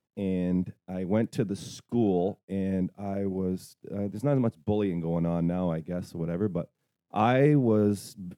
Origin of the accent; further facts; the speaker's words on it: Toronto, Ontario, Canada; moved away; also born or lived in Tweed, Ontario; I'm from Toronto.